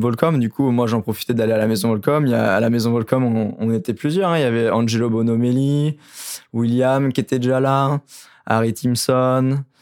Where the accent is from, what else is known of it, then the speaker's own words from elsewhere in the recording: Royan, Nouvelle-Aquitaine, France; chez nous à Royan, on avait à l'époque, mon époque, on n'était pas beaucoup de jeunes